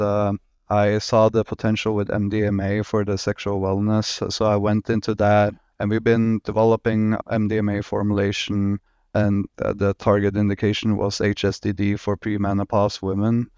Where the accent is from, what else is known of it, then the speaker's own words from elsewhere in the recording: Norway; moved away as an adult; now in Miami, United States; I'm originally from Norway